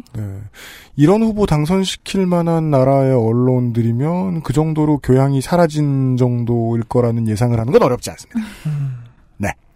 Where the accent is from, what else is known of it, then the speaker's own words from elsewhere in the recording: Seoul, South Korea; 서울에서 태어났던 사람으로서